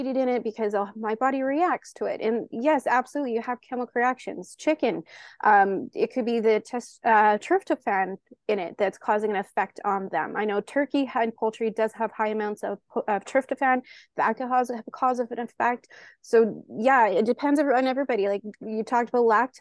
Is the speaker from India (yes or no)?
no; Canada; I'm Canadian